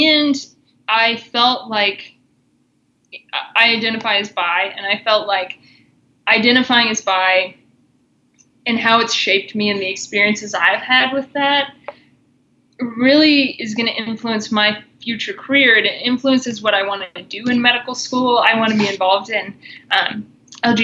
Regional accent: Missouri, United States; moved away as an adult; now in Colorado, United States; I grew up in Missouri, and then I've been out in Colorado for 6 years.

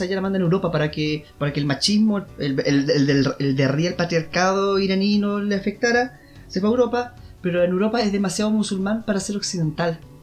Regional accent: Temuco, Araucanía, Chile; aquí en Temuco

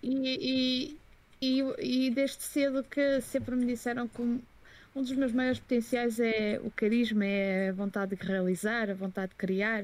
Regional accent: Portugal; also born or lived in Brussels, Belgium; nasci dia 7 de Abril em Bruxelas. Okay. Vim para, vim para Portugal com 4 anos

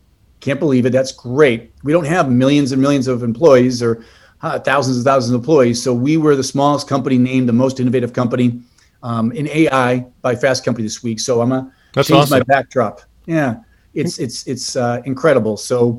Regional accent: Boston, Massachusetts, United States; moved away; my accent gets in the way. I'm from Boston originally.

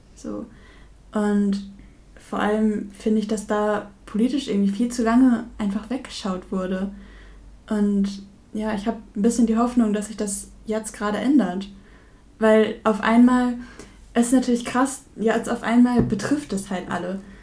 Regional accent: Verl, North Rhine-Westphalia, Germany; ich komme ja selber aus dem Kreis Gütersloh, aus Ferl

